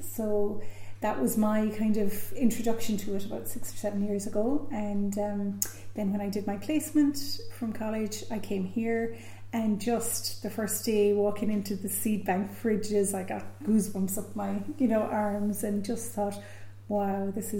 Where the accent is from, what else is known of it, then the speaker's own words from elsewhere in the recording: West Limerick, Munster, Ireland; moved away; And I come from West Limerick